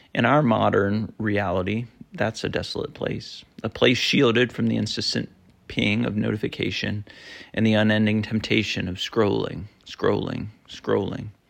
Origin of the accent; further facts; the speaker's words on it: Vermont, United States; moved away; I grew up in Vermont in a small town